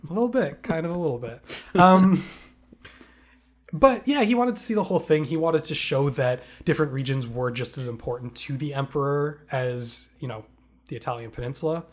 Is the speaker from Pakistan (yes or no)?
no; Canada; We, we grew up in Canada